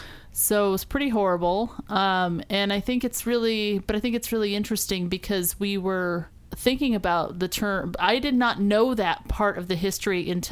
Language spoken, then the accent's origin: English; United States; I am American